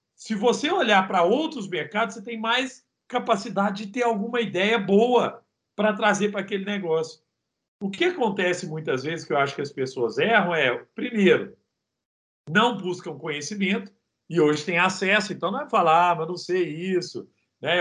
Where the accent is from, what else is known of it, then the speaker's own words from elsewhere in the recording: Araguari, Minas Gerais, Brazil; accent: country (roça) accent; moved away as an adult; also born or lived in Rio de Janeiro; Eu sou de Araguari. Araguari é Guerre para quem fala inglês, e Guerre fica no Triângulo Mineiro